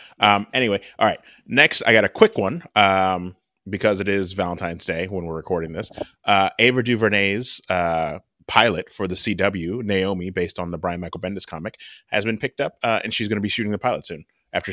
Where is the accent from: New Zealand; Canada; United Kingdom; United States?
Canada; We're Canadian, for our Canadian listeners.